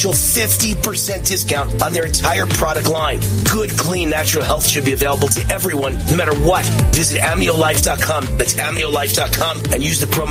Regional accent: Mount Vernon, New York, United States; I'm from Mount Vernon, New York, on the Bronx borderline

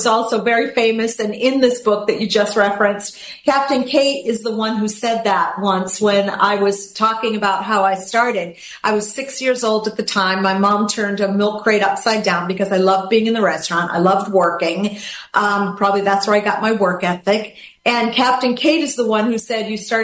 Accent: Gloucester, Massachusetts, United States; moved away as an adult; now in Florida, United States; I'm a girl from a small town in Massachusetts, Gloucester, Massachusetts

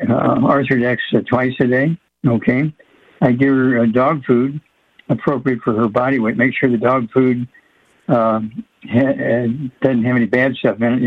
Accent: Missouri, United States; my home state, Missouri.

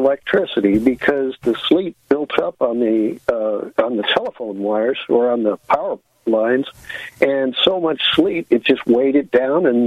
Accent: St. Louis, Missouri, United States; also born or lived in Illinois; I was brought up in St. Louis

